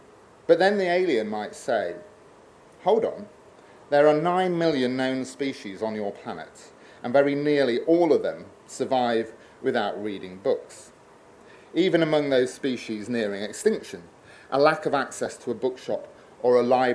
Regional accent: Newark-on-Trent, East Midlands, United Kingdom; moved away as an adult; went to my parents' house in Newark-on-Trent to live for a while. Returning to your hometown

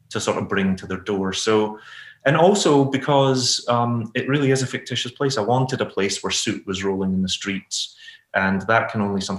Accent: Glasgow, Scotland, United Kingdom; And who are growing up in Glasgow, you know, I couldn't tell you what Brother Glen looks like.

